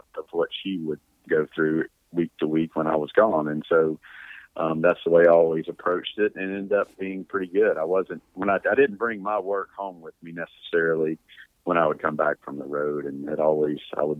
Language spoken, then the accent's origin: English; Louisiana, United States; growing up in Louisiana